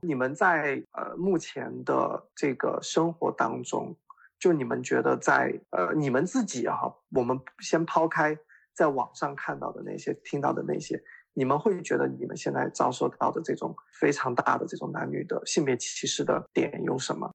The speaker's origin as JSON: {"language": "Chinese", "region": "Jiangxi", "country": "China", "said": "我是江西人"}